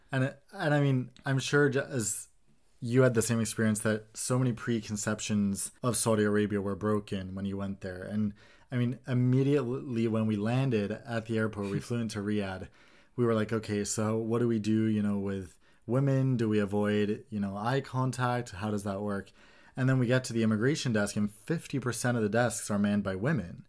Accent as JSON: {"language": "English", "country": "Sweden"}